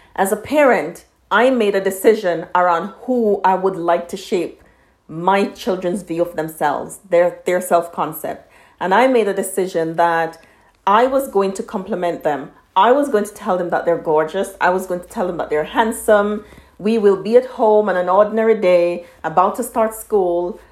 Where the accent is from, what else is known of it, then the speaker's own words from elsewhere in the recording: Jamaica; I'm from Jamaica and our history is slavery